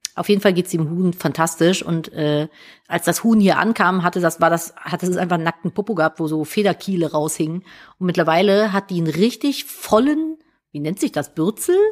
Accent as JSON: {"language": "German", "town": "Cologne", "region": "North Rhine-Westphalia", "country": "Germany", "said": "ich bin ja Kölnerin"}